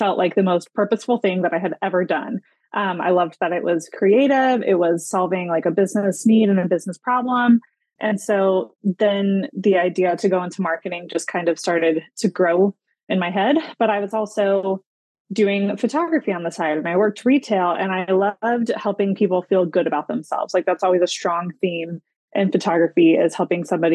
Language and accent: English; Greenville, South Carolina, United States; my hometown in Greenville, South Carolina